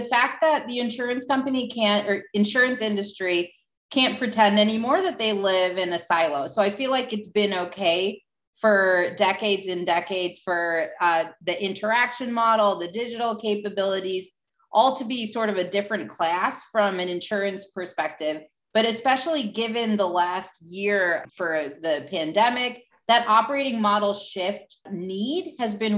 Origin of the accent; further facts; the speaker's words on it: New York, United States; I am from New York.